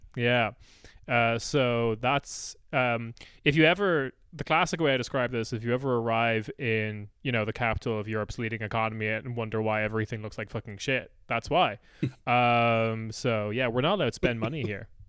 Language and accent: English; Ireland; now in Germany; as an Irish person